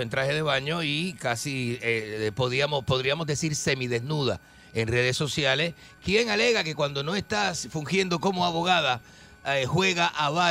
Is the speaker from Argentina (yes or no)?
yes; Argentina; moved away as an adult; Yo que llevo más de 30 años, soy el argentino más, más reconocido, ¿verdad?